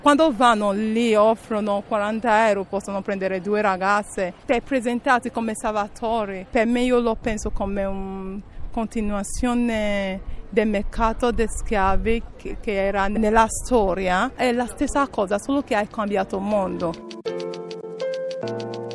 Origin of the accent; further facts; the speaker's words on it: Nigeria; Italian is a second language; moved away as an adult; also born or lived in Spain / Castel Volturno, Italy; now in Italy; Quando ero al mio paese non vivevo male, sono laureata in informatica